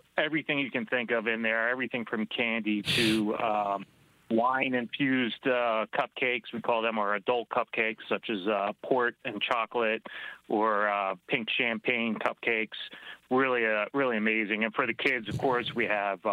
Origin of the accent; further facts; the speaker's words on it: Philadelphia, Pennsylvania, United States; moved away as an adult; also born or lived in Singapore; I'm originally from the Philadelphia area